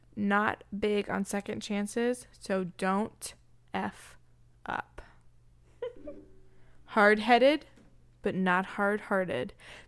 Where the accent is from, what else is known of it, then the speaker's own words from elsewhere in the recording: England, United Kingdom; It was suggested to me to lead with the fact that I am English, which is the least interesting thing about me. But hey, I'll give it a go. I am English.